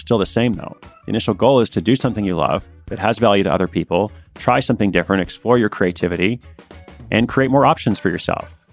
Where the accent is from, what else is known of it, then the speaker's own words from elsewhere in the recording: Portland, United States; moved away; Portland is my hometown